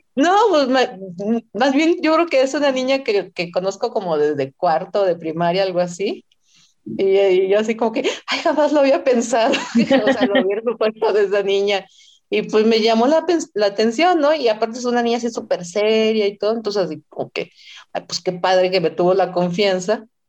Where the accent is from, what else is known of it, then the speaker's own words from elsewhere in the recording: Sinaloa, Mexico; moved away as an adult; now in Mexico City, Mexico; iba a la ciudad, de, Sinaloa, iba a mi tierra natal